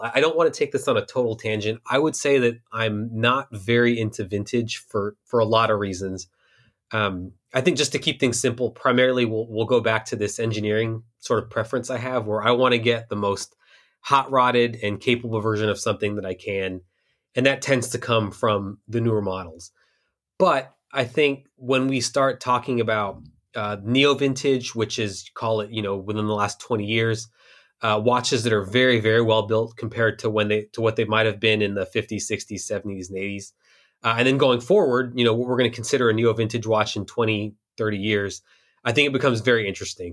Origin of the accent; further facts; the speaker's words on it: Houston, Texas, United States; I spent a lot of time growing up in Houston